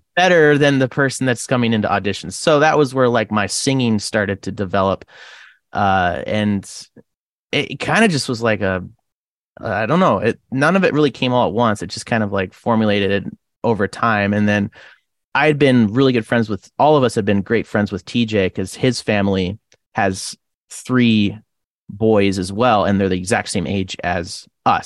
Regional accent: Rathdrum, Idaho, United States; also born or lived in Creston, British Columbia, Canada / Port Hill, Idaho; now in Coeur d'Alene, United States; I used to live in a smaller town called Rathdrum for most of my childhood

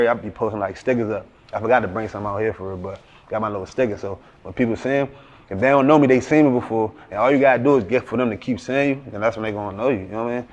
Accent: Woodbridge, Virginia, United States; also born or lived in Maryland; I'm from Woodbridge

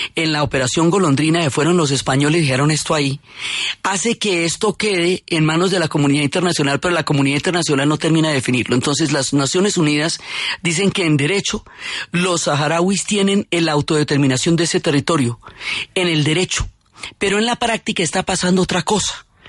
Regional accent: Colombia; los colombianos tenemos de atender a las personas

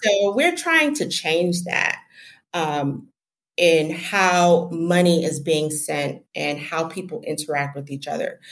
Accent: Jamaica; I'm from Jamaica

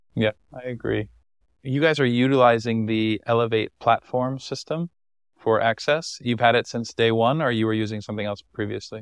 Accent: United States; as an American traveler

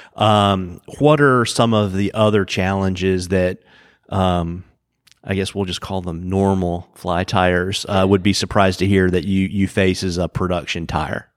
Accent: Lynchburg, Virginia, United States; I grew up in Lynchburg

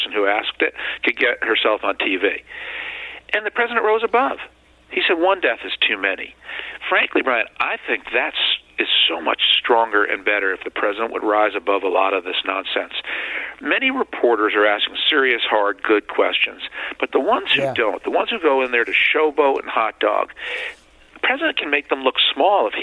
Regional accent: New York City, New York, United States; as a New Yorker, coming from New York City

